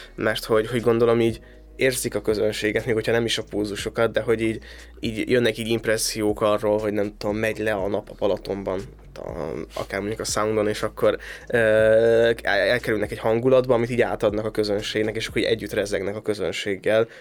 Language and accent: Hungarian; a small village in Szabolcs, Szabolcs-Szatmár-Bereg, Hungary; szerencsés vagyok, hogy abban a Szabolcsi kisfaluba születtem